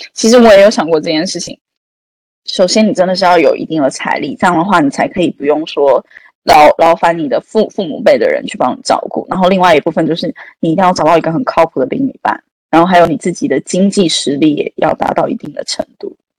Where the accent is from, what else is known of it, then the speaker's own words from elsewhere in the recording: Taiwan; now in China; 身为一个台湾人